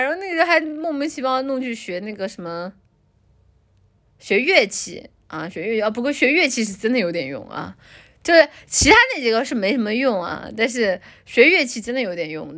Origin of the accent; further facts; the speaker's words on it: China; 我们作为中国人